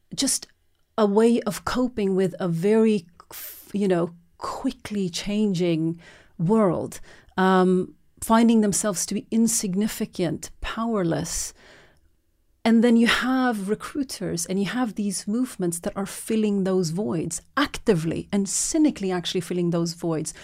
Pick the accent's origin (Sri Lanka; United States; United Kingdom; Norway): Norway; moved away; I was born and raised in Norway